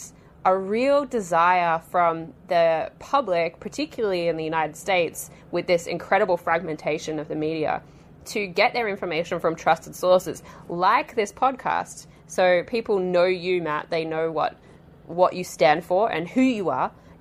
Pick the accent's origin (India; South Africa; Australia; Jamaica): Australia; moved away as an adult; I'm Australian